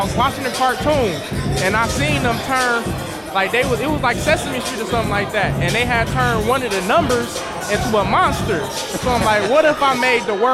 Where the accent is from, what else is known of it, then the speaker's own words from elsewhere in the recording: Inkster, Michigan, United States; I'm from Inkster.